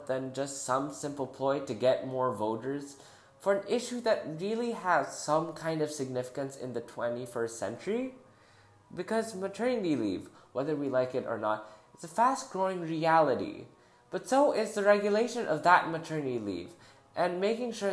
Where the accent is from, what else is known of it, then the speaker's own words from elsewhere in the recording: Philippines; in my home country, the Philippines